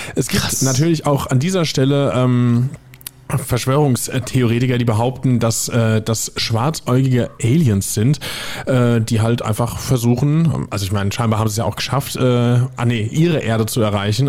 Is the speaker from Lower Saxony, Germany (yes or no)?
no; area between Niederbrechen and Villmar, Hesse, Germany; moved away; aus meiner Ecke kommt. Das war zwischen, Achtung, äh, jetzt festhalten, es sind auch lustige Ortsnamen, zumindest einer davon. Es war zwischen Niederbrechen und Filmer